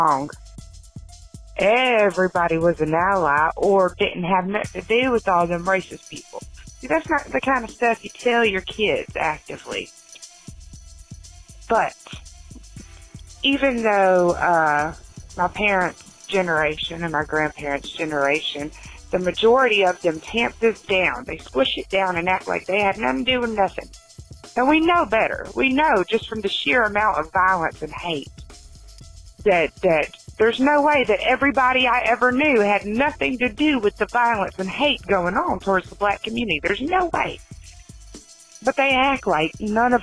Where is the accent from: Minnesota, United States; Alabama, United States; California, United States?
Alabama, United States; Birmingham; I grew up in Birmingham, the white girl in Birmingham